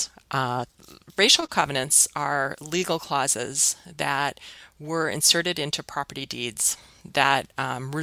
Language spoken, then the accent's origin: English; Minneapolis, Minnesota, United States; my hometown